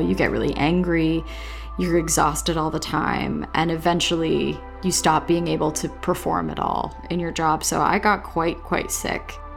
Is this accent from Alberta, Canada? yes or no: no; Dorchester, Ontario, Canada; also born or lived in Waterloo, Ontario / Toronto; I grew up in Dorchester, Ontario